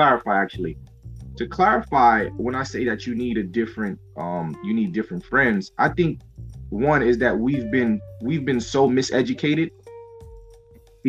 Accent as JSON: {"language": "English", "country": "Guyana", "said": "being Guyanese, right, being South American"}